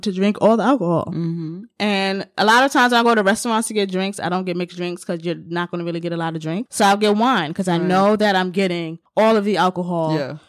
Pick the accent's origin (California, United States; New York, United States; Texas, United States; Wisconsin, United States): New York, United States; in my whole life, living in New York and being a New Yorker and engaging with your lovely cuisine